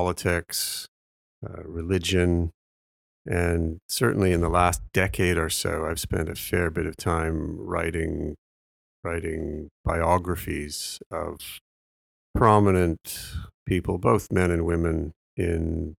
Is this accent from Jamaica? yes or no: no; Alberta, Canada; moved away as an adult; also born or lived in Oxford, England; I grew up in Alberta and did my first degree there